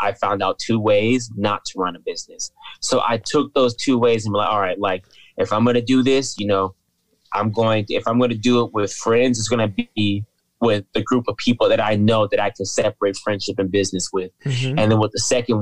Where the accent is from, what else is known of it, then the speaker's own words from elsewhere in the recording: Fresno, California, United States; I grew up in Fresno